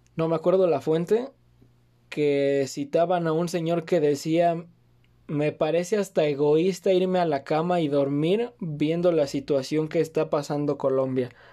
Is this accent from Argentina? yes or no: no; Mexico; viven en mi país